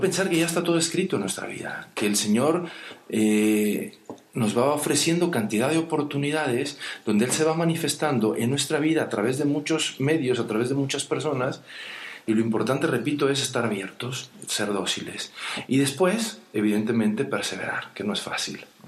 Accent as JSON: {"language": "Spanish", "country": "Mexico", "said": "siendo mexicano"}